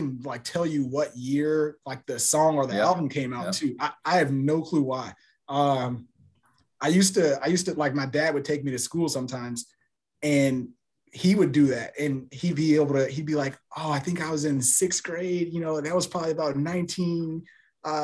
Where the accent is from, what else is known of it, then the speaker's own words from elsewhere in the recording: Houston, Texas, United States; Born and raised in Houston, Texas